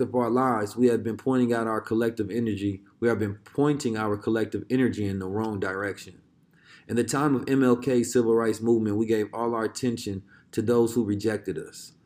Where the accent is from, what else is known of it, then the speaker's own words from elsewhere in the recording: Oakland, California, United States; a young black Muslim growing up in Oakland in the hood